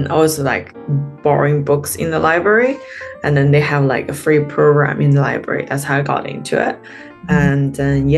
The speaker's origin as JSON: {"language": "English", "country": "China", "tie": "born or raised there", "also_born_or_lived": "Beijing, China / United States", "moved": "as an adult", "lives_now": "Sydney, Australia", "said": "I'm a stand-up comedian living in Sydney right now. I am from China. I was born and raised in China. So I grew up in a small town in a mountainous region."}